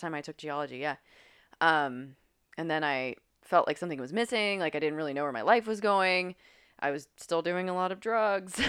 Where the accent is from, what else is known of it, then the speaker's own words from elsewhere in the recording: Grafton, West Virginia, United States; moved away; I grew up in Grafton, West Virginia.